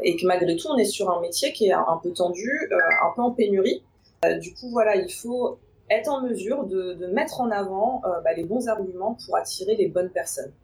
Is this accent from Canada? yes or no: no; Paris suburbs, Île-de-France, France; j'ai toujours grandi en banlieue parisienne